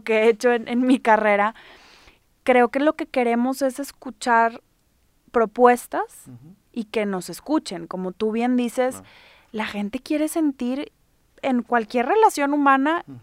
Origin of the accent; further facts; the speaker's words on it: Mexico; now in Monterrey, Mexico; somos mexicanos